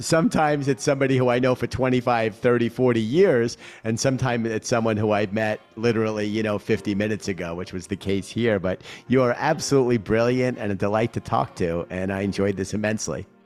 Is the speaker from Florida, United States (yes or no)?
no; New York City, New York, United States; as a New Yorker